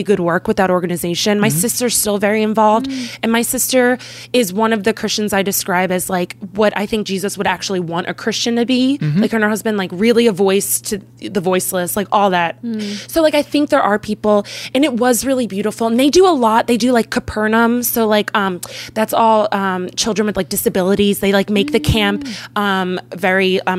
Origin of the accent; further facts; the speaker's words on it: Philadelphia, Pennsylvania, United States; I'm from Philadelphia. So it's a really ugly city. Everyone's really ugly. And but I love it. It's my hometown